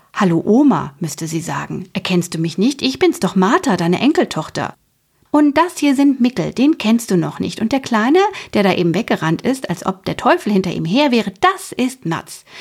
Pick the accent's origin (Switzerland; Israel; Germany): Germany; Hesse; Ich bin ja hier aus Hessen